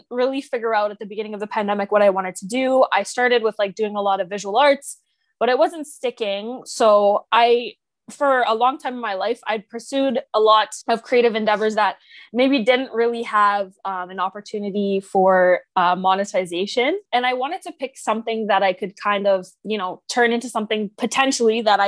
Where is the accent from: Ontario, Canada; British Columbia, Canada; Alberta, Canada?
Ontario, Canada; Oakville; I'm from Oakville, Ontario